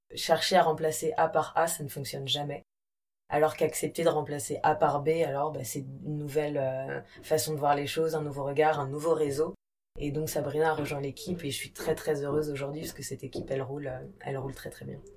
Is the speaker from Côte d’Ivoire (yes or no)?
no; Brittany, France; also born or lived in India; Moi, je suis bretonne. J'ai des origines siciliennes et kabyles